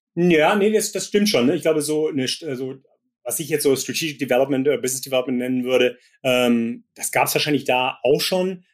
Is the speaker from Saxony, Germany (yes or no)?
no; Gummersbach, North Rhine-Westphalia, Germany; moved away as an adult; also born or lived in Japan; now in Silicon Valley, United States; ich komme original aus Gummersbach und äh, das ist äh, eine Dreiviertelstunde östlich von Köln